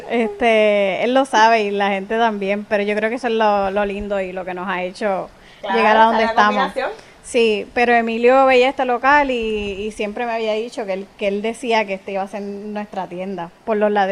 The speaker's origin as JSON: {"language": "Spanish", "town": "Bayamón", "country": "Puerto Rico", "said": "Nosotros somos de Bayamón, vivimos en Santa Juanita."}